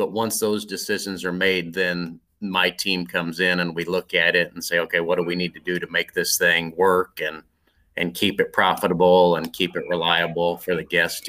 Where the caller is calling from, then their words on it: Norwalk, Iowa, United States; So home base for me is in Norwalk, Iowa.